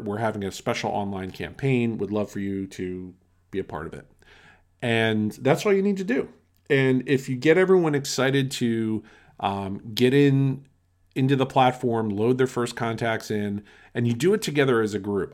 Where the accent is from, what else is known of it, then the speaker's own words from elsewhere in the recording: outside of Philadelphia, Pennsylvania, United States; I grew up outside of Philadelphia